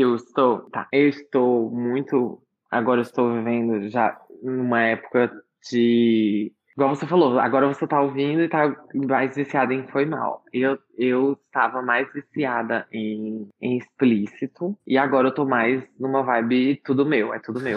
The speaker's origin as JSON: {"language": "Portuguese", "country": "Brazil", "tie": "born or raised there", "said": "Eu cresci aqui no Brasil, óbvio, eu cresci escutando muita música brasileira"}